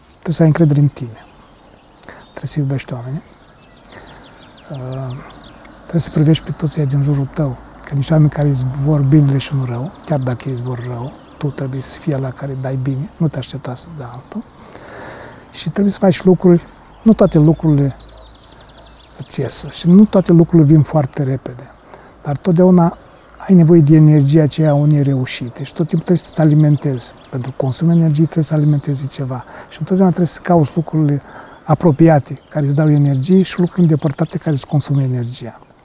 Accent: Romania

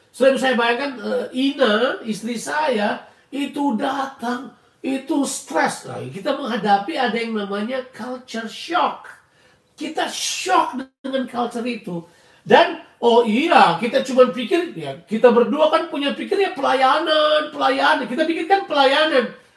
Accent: Indonesia; moved away as an adult; tapi ada banyak hal di mana kebiasaan-kebiasaan budaya saya dari Indonesia harus saya tinggalkan.

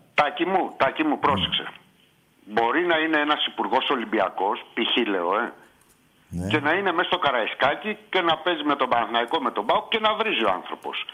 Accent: Greece; είμαι από την Ελλάδα

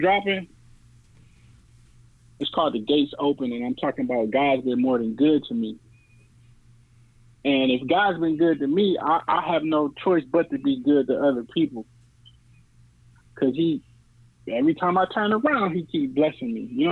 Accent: New Orleans, Louisiana, United States; I was born in New Orleans.

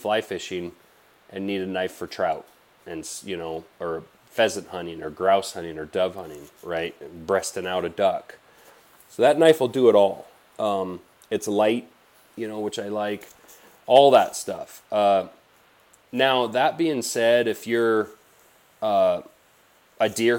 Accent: Blackfoot River Valley, Montana, United States; I grew up in the Blackfoot River Valley here in Montana.

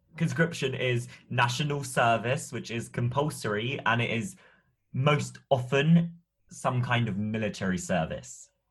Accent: United Kingdom; as a British person

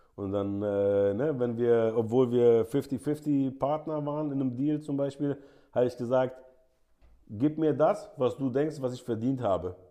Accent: Germany; also born or lived in Saudi Arabia; als Deutscher

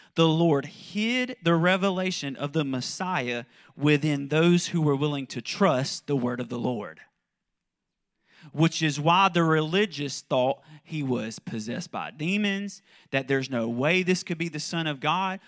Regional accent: South Carolina, United States; moved away as an adult; also born or lived in Kentucky; I'm from South Carolina, but, um, we lived in Kentucky for about ten years

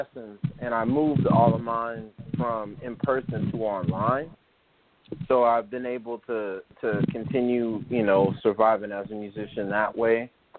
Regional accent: Durham, North Carolina, United States; also born or lived in New York City; I was raised here in Durham. I was born in New York, so I've kind of, you know, always had a back and forth kind of thing with New York and Durham.

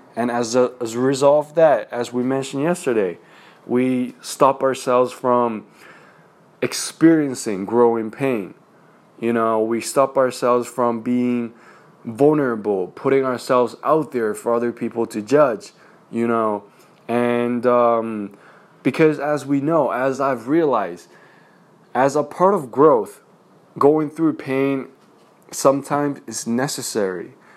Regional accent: China; moved away; growing up in China, we had this testing system

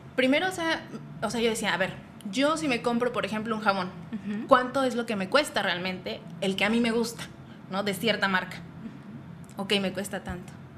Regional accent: Toluca, State of Mexico, Mexico; Soy originaria del Estado de México, toluqueña

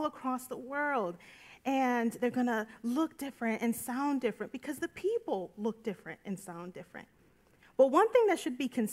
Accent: United States; an American born in the United States

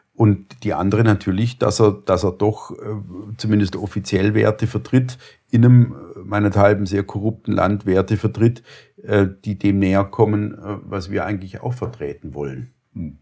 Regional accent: Germany; als, als Deutsche

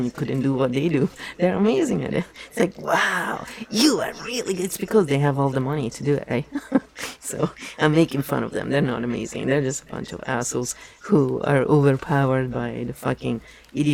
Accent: Italy; English is a second language; moved away as an adult; I was born and raised in Italy for 24 years. So I was well an adult when I moved here.

